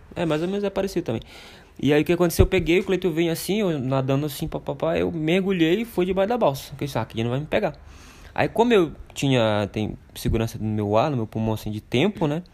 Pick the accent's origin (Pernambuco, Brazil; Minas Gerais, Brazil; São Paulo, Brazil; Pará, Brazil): Pará, Brazil; Oriximiná; moved away; Eu nasci numa cidade em Oriximiná, que fica oeste do Pará